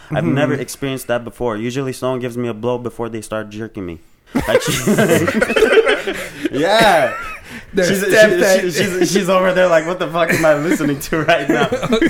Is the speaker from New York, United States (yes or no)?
no; Los Angeles, California, United States; and I'm from Los Angeles